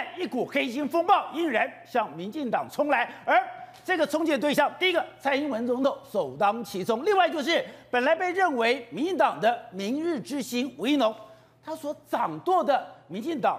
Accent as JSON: {"language": "Chinese", "region": "Taipei", "country": "Taiwan", "tie": "born or raised there", "said": "我从小在台北市长大，我们天子脚下"}